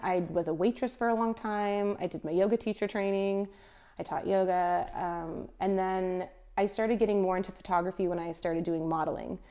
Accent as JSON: {"language": "English", "region": "California", "country": "United States", "also_born_or_lived": "Pacific Northwest / Hawaii", "moved": "as an adult", "lives_now": "Melbourne, Australia", "said": "I'm actually from California. So from, hmm. from California, but I moved from the Pacific Northwest to Melbourne"}